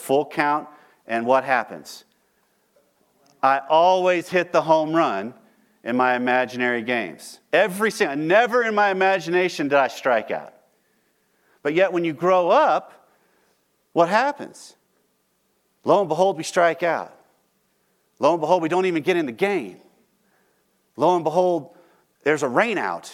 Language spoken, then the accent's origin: English; Texas, United States; I'm from Texas